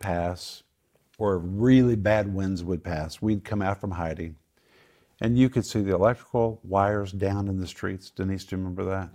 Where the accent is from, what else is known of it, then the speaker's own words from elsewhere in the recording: Oklahoma, United States; I grew up in Oklahoma, I never saw a tornado